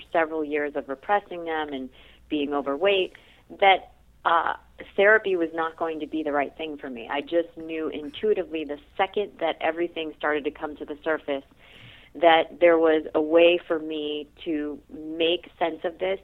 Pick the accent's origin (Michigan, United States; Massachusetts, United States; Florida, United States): Massachusetts, United States; Boston; moved away as an adult; now in West Coast, United States; I actually was born in Boston, so I hail from the East Coast. That's where I did all of my schooling